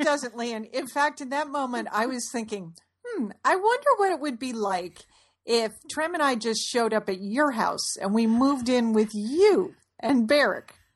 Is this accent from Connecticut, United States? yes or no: yes; Fairfield, Connecticut, United States; we grew up in Fairfield, Connecticut